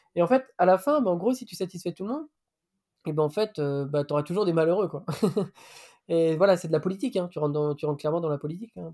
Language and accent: French; Breton, Brittany, France; En tant que breton